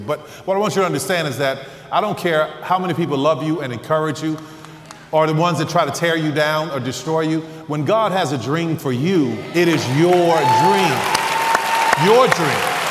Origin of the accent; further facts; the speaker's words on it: New Orleans, Louisiana, United States; I'm from New Orleans